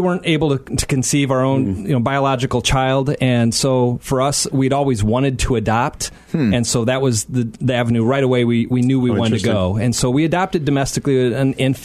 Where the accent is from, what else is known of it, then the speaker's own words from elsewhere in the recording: Aurora, Illinois, United States; I grew up in Aurora, not too far from here